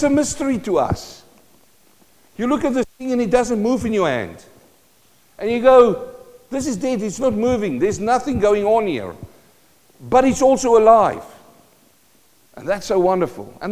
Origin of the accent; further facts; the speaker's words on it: Western Transvaal, North West, South Africa; moved away; I was from Western Transvaal